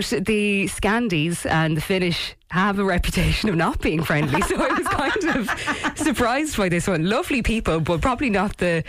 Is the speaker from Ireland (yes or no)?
yes; west of Ireland, Ireland; I'm from the West